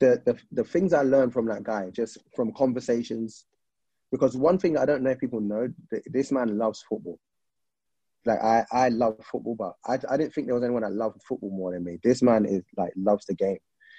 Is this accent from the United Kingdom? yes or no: yes; England, United Kingdom; I'm used to growing up in England where you see Alan Shearer scoring 30